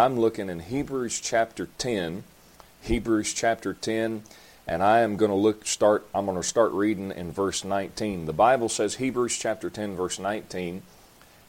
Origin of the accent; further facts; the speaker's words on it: Folkston, Georgia, United States; also born or lived in Virginia / Delaware; I was practically born and raised in Folkestone